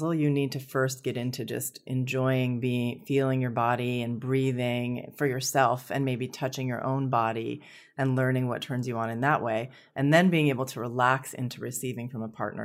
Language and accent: English; San Francisco, California, United States; I was born in San Francisco to hippie parents